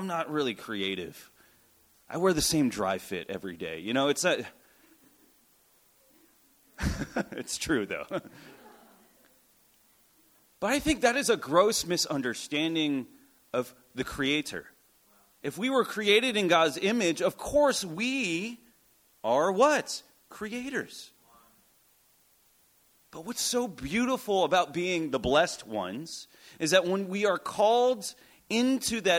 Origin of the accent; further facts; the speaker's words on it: United States; also born or lived in New York / Connecticut; I was born in New York and then went to high school in Connecticut